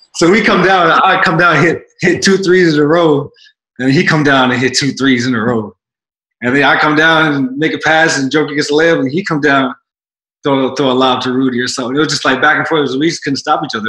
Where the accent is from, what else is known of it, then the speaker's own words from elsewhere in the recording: Canada; moved away; So now as a Canadian